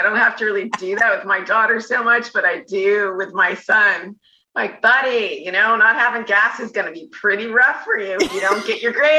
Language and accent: English; Santa Cruz, California, United States; Yes. Yeah. I'm from Santa Cruz.